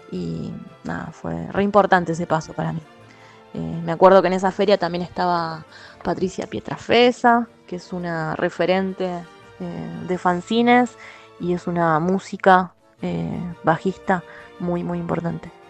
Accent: Adrogué, Buenos Aires Province, Argentina; moved away as an adult; now in Ushuaia, Argentina; soy de Adrogué, con urbano bonaerense.

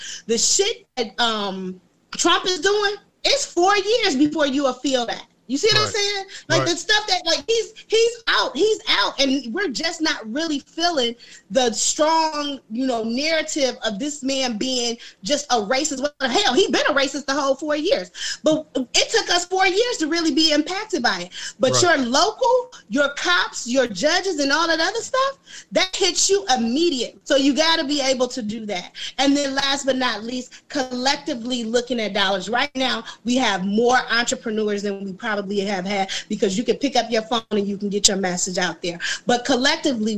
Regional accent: Muskegon Heights, Michigan, United States; moved away as an adult; also born or lived in Chicago, Illinois; I moved back to a small town called Muskegon, Michigan, which is where I grew up in the Heights

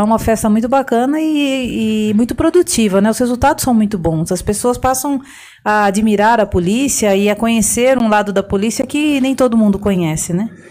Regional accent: Piedade, São Paulo, Brazil; moved away as an adult; now in Osasco, Brazil; Eu sou piedadense, quero mandar um abraço para os piedadenses que estão assistindo agora. Sou lá da região de Sorocaba

